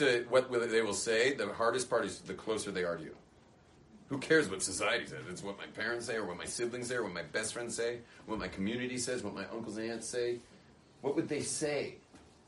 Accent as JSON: {"language": "English", "region": "California", "country": "United States", "tie": "born or raised there", "moved": "yes", "said": "I was obviously born in California, but what am I still doing being so Californian?"}